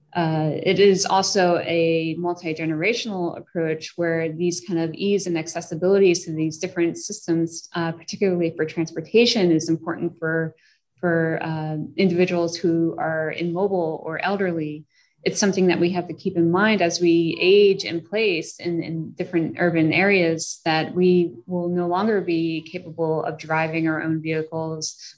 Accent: New York City, New York, United States; moved away as an adult; I'm originally from New York and uh, have lived in cities all over. And I, I continue to come back home

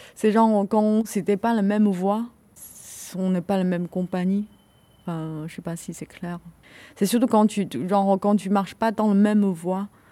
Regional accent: China; now in France; quelques années j'ai vécu en Chine, euh, c'était effacé quoi, genre mais de toute façon je suis chinois

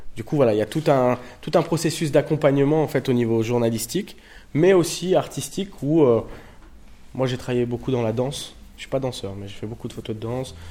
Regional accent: Tourcoing, Hauts-de-France, France; moved away as an adult; also born or lived in Roubaix / Paris; je suis né à Roubaix, j'ai grandi à Tourcoing

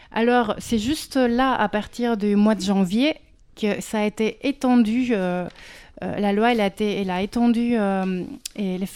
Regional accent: Mexico; now in France; je viens du Mexique.

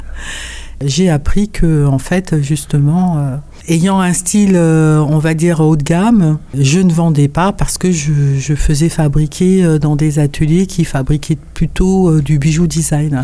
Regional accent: Paris, Île-de-France, France; je suis née à Paris, euh, ce que je suis euh, de ce qu'on appelle la deuxième génération

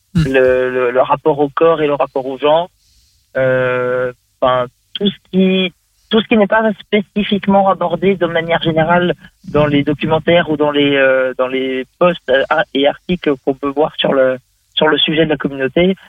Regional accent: Vendée, Pays de la Loire, France; je suis de Vendée, Pays de la Loire, l'Ouest de la France

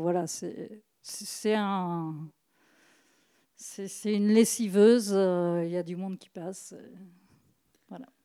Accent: Brittany, France; comme je suis bretonne

